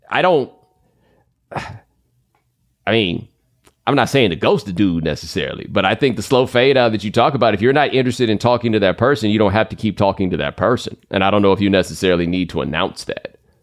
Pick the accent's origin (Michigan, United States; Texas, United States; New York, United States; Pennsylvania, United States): Texas, United States; I grew up in Texas